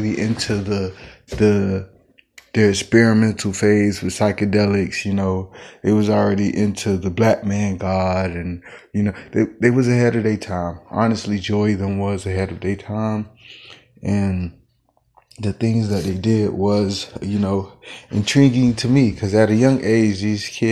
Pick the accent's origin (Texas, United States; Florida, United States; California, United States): Florida, United States; West Park; now in Kansas City, United States; I'm from Carver Ranches, Florida, which is was changed to West Park in 2005